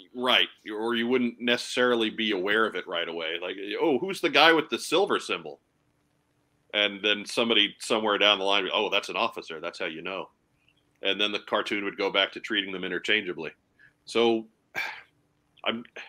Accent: Long Island, New York, United States; growing up on Long Island

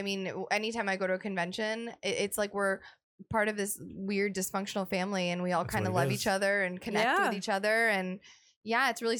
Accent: Canada; I'm Canadian.

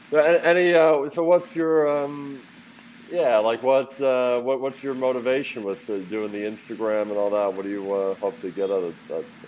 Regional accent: Philadelphia, Pennsylvania, United States; moved away; I'm from Philadelphia originally

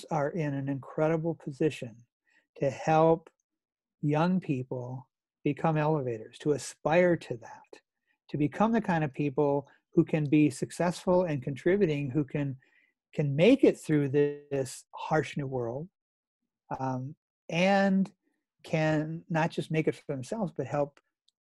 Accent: North Dakota, United States; I grew up in North Dakota, and my dad and grandfather were farmers

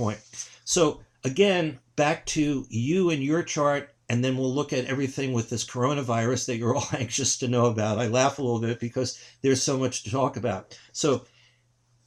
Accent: New York City, New York, United States; growing up in New York City

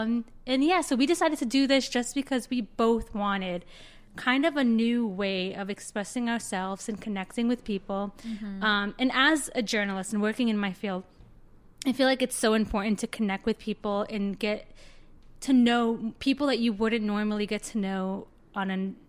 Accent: Florida, United States; now in Chicago, United States; I am originally from South Florida. I moved to Chicago about 3 years ago.

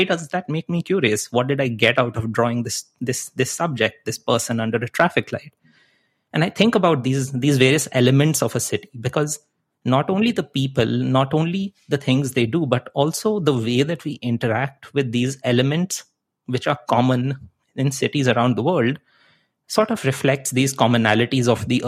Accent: India; English is a second language; moved away as an adult; also born or lived in Netherlands / Chicago / Wisconsin; now in Vancouver, Canada; so I came from India, I went to study in the Netherlands, and then I jumped ship and I came to Chicago. I lived in Wisconsin, and now I'm in Vancouver, Canada.

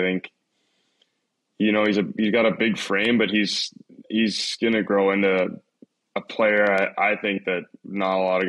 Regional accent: Toronto, Ontario, Canada; Negative, I'm from Toronto, but I'd probably say the weather and how dark it gets here so quickly.

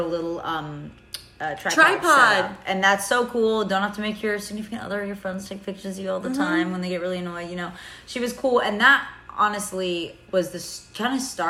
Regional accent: Atlanta, Georgia, United States; ATL too. It's my hometown

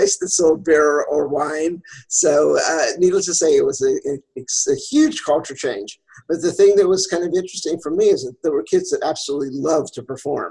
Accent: Pennsylvania, United States; I grew up in Pennsylvania

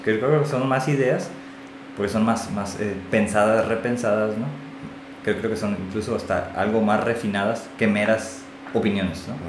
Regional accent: Mexico; todos somos mexicanos

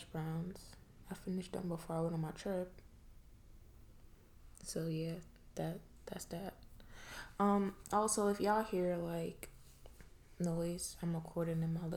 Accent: New York City, New York, United States; moved away as an adult; also born or lived in Trinidad / Pennsylvania; I grew up in Brooklyn. Like, I was born in Trinidad, but I spent most of my life in Brooklyn. I went to elementary school there, middle school, high school

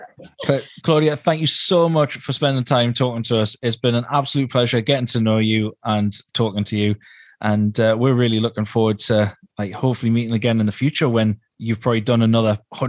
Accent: Newcastle upon Tyne, North East England, United Kingdom; accent: Geordie; so Geordies is what me and Blaine are. We're counted as Geordies in Newcastle.

